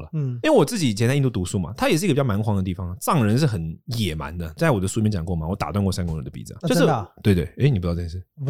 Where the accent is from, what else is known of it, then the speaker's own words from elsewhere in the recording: Taiwan; 我们刚刚展现出了我们台湾人的傲慢